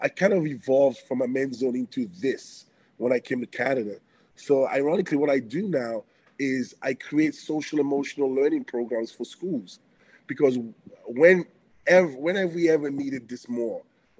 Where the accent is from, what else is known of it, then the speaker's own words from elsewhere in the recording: Antwerp, Flanders, Belgium; born there; I was born in Belgium, Belgium, Antwerp, but my parents were from West Africa in Benin, Edo State, West Africa.